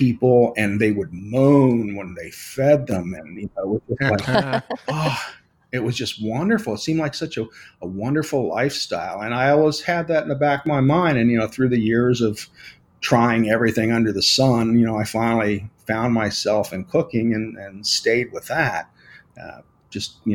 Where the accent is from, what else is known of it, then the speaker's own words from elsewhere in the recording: Pomona, New Jersey, United States; moved away as an adult; also born or lived in San Antonio, Texas; now in Florida, United States; I am originally from San Antonio, Texas. And I moved to South Jersey when I was pretty young. I was, I think, 8.